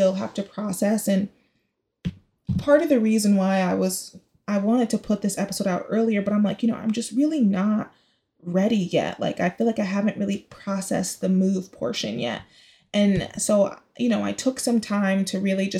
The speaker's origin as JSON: {"language": "English", "area": "Bay Area", "region": "California", "country": "United States", "also_born_or_lived": "Chicago", "moved": "yes", "lives_now": "New York City, United States", "said": "I'm the Bay Area to my core, like, my roots"}